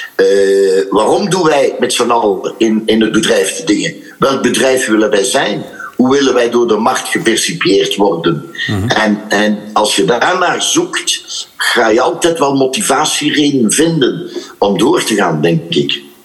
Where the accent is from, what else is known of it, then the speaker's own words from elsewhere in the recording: Ghent, Flanders, Belgium; ik ben van Gent